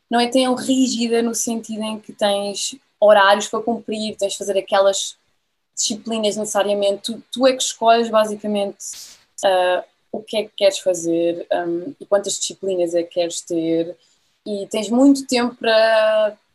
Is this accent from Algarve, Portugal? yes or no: no; Lisbon, Portugal; moved away as an adult; also born or lived in Munich, Germany; now in Germany; eu sou uh, de Lisboa, um, sou de Lisboa, vivi a minha vida toda em Lisboa.